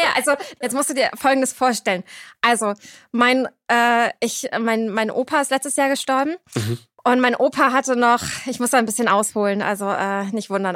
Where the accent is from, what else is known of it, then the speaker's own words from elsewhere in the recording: Cuxhaven, Lower Saxony, Germany; moved away as an adult; also born or lived in Berlin; now in Hamburg, Germany; Ich bin geboren in Cuxhaven 1990